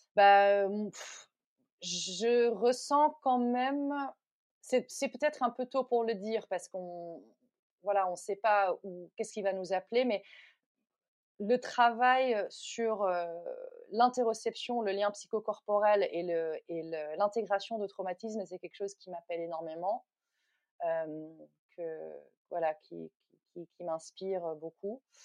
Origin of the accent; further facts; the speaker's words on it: Netherlands; also born or lived in New Delhi, India / Goa, India / United States; now in France; je suis originaire des Pays-Bas